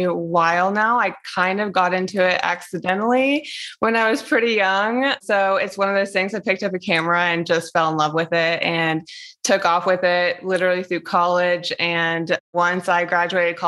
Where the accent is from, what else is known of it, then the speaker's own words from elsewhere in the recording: the East, East Coast, United States; moved away as an adult; now in Las Vegas, United States; I grew up and lived in the East for so long, and now I'm like in Las Vegas